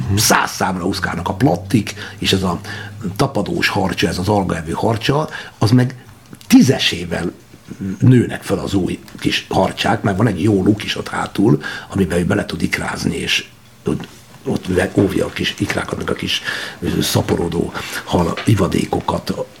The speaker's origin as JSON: {"language": "Hungarian", "town": "Györköny", "region": "Tolna", "country": "Hungary", "tie": "born or raised there", "said": "egy győrkönyi lakodalomban Tolna megyében, nagy dolog utáni csodálatos homoki borok falujában sváb parasztok között és magyar parasztok között nevelődtem"}